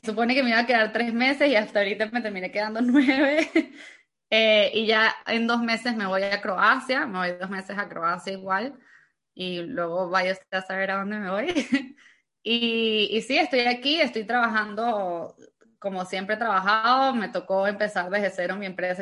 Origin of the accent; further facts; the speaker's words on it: Venezuela; moved away; also born or lived in Cancún, Mexico; soy venezolana, yo nací en Venezuela, tengo 26 años eh, y y bueno, cuando yo nací en Venezuela, yo crecí creyendo que iba a vivir toda mi vida en Venezuela